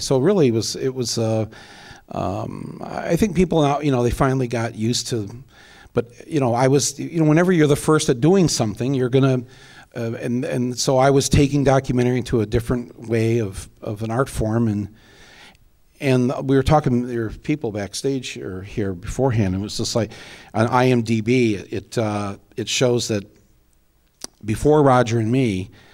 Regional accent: Flint, Michigan, United States; moved away as an adult; also born or lived in Washington, D.C.; I was nobody from Flint, Michigan.

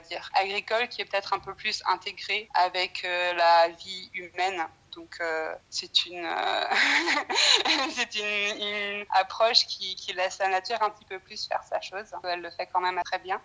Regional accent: France; moved away as an adult; also born or lived in Scotland / New Zealand; now in Brisbane, Australia; j'ai grandi en France, mais mes parents ils sont originaires de la Nouvelle-Zélande

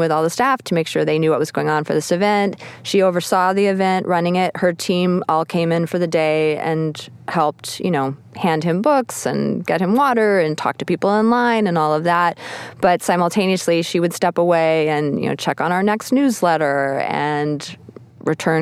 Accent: Texas, United States; moved away; I'm originally from Texas, and my family's from this small town

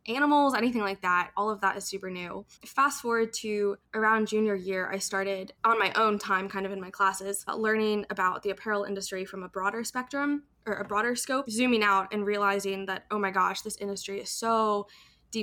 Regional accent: Maryland, United States; moved away as an adult; also born or lived in Savannah, Georgia; now in Chicago, United States; I currently live in Chicago, Illinois, but I'm originally from Maryland. So I grew up on the Chesapeake Bay

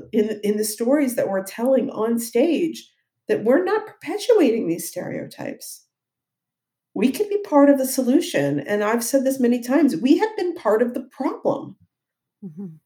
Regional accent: Ohio, United States; I'm from Ohio.

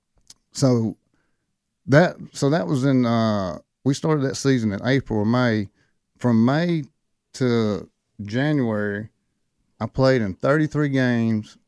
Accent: Thomson, Georgia, United States; the people in my hometown were too, because they're all Georgia fans

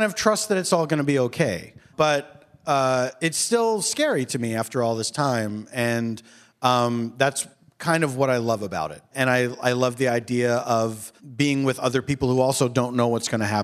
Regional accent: Philadelphia, Pennsylvania, United States; Philadelphia, my hometown

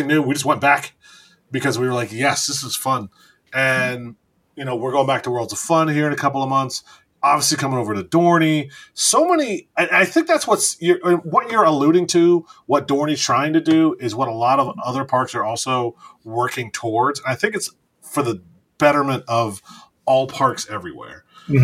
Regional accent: Northeast Ohio, United States; I'm from Northeast Ohio. Jog Lake was my spot.

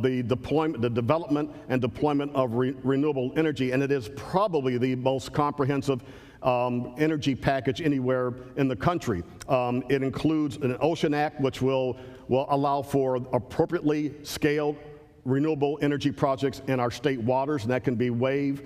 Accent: Cleveland, Ohio, United States; Cleveland, our old friend Cleveland, Ohio, my hometown

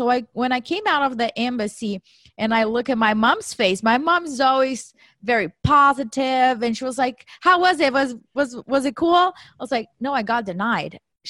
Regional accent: Brazil; moved away as an adult; now in United States; I was born and raised in Brazil. After I graduated, I did my MBA there. And in 2008, I decided to come to the U.S. for a one-year cultural exchange program

